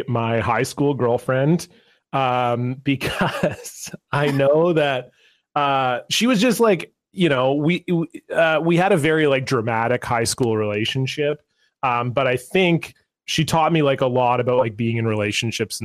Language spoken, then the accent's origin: English; Ontario, Canada; moved away; I was born and raised in Ontario